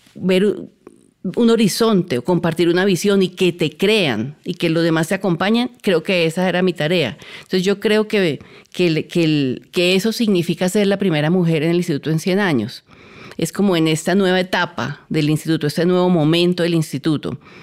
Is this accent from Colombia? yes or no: yes; Cali, Valle del Cauca, Colombia; yo soy caleña